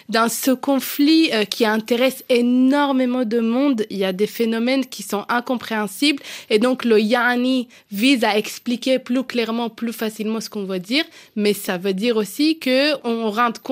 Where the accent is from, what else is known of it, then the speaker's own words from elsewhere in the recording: Israel; French is a second language; moved away as an adult; now in Paris, France; à mes 18 ans, euh, j'ai quitté Israël parce que j'ai dit à ma mère, euh, maman, je peux plus respirer. Je pouvais plus respirer à cause du contexte politique. J'ai décidé de quitter Israël pour quelques mois juste pour apprendre le français à Paris.